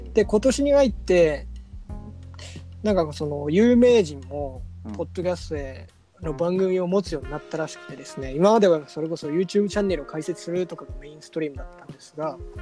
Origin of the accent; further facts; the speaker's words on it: Hamamatsu, Shizuoka, Japan; 僕らの地元浜松